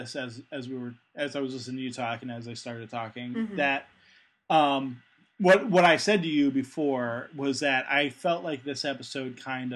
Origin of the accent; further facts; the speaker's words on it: United States; I'm American